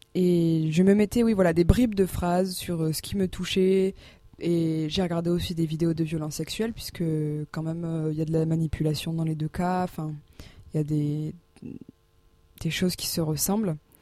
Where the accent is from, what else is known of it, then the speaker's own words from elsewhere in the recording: Landes, Nouvelle-Aquitaine, France; moved away as an adult; now in Auch, France; moi je viens des Landes